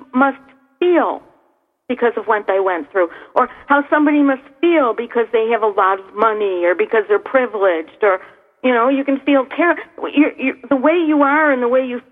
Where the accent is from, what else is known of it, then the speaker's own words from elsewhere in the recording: Niagara Falls, New York, United States; my hometown here in Niagara Falls